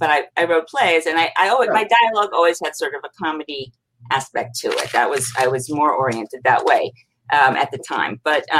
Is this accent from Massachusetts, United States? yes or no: no; New York, United States; moved away; also born or lived in Los Angeles; I'm from New York and had a theater background